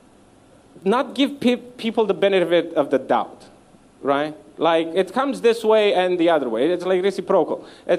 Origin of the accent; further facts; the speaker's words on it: Romania; moved away as an adult; now in London, United Kingdom; I became more comfortable with saying that I'm Romanian